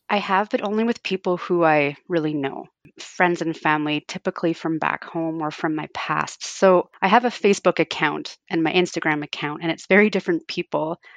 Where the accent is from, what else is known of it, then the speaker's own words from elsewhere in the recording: Fort Frances, Ontario, Canada; it would, takes longer to drive to Toronto from my hometown than it does to Calgary